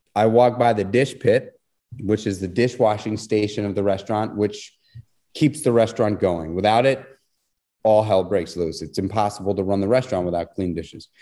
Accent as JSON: {"language": "English", "town": "New York City", "region": "New York", "country": "United States", "tie": "born or raised there", "said": "I grew up in New York City"}